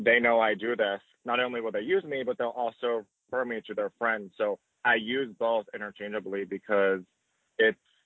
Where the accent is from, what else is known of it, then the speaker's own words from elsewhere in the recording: outside of Philadelphia, Pennsylvania, United States; I grew up outside of Philadelphia in more of a smaller town. So it was about 20 minutes outside of the city